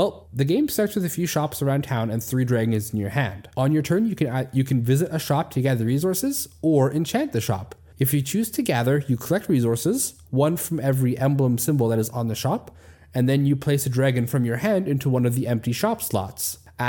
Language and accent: English; Manitoba, Canada; where I grew up in Manitoba, it's true. It's the reason I moved to the West Coast and live in a section of the country that barely gets any snow